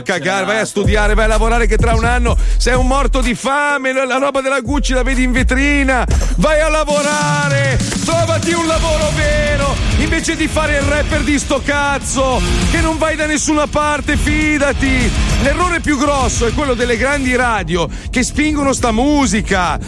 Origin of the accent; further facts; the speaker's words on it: Milan, Lombardy, Italy; Io parlo male perché sono milanese